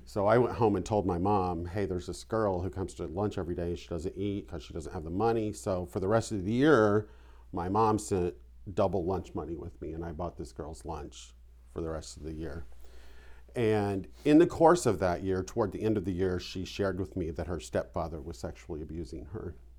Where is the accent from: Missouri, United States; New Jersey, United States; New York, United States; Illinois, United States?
Illinois, United States; Vandalia; I grew up in southern Illinois. It was about seventy miles from Saint Louis, um, in a little town called Vandalia